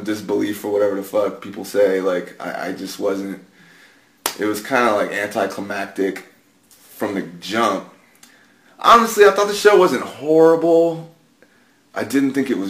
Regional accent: San Antonio, Texas, United States; I grew up in San Antonio

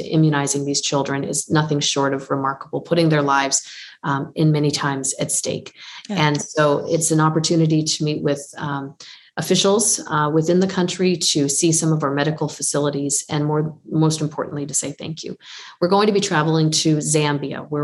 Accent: Windsor, Ontario, Canada; my hometown of Windsor, Ontario

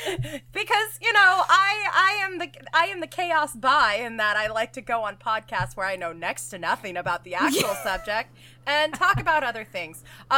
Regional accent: Tulsa, Oklahoma, United States; moved away; I'm originally from Tulsa, Oklahoma, which is a pretty big suburb town. It's you know, million people in the metro area.

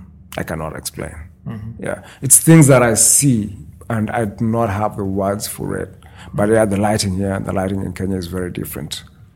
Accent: Moncton, New Brunswick, Canada; moved away as an adult; now in Saskatchewan, Canada; New Brunswick. Mm-hmm. Yeah. Born and bred in Moncton, New Brunswick.

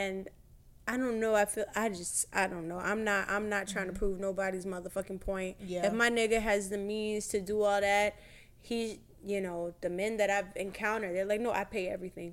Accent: Miami, Florida, United States; I'm from Miami

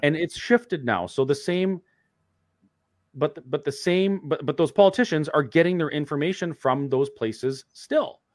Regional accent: Alberta, Canada; as a Canadian and, and an Albertan

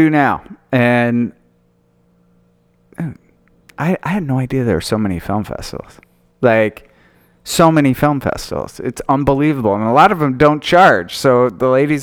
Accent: Utah, United States; I grew up in Utah, and Sundance, I mean, I used to, in high school, we would sneak into movies

